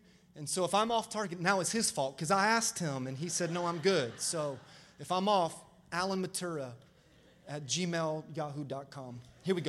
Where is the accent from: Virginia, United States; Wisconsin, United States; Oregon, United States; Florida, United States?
Florida, United States; moved away; also born or lived in Maryland; I grew up in Florida